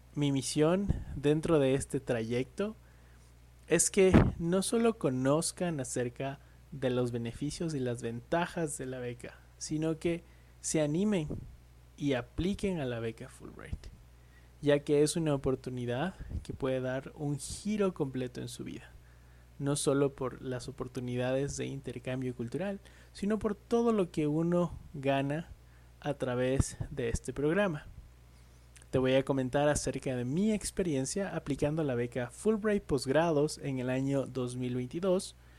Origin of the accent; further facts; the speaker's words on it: Ecuador; soy ecuatoriano